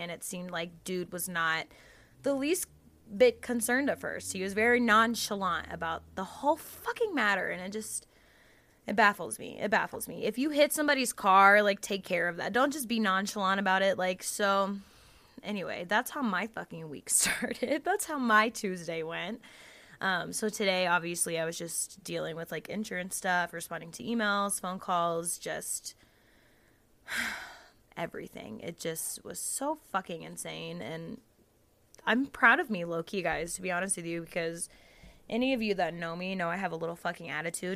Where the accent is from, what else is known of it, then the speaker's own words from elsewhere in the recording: the South, United States; growing up in the South, you know, with the Southern religious grandmas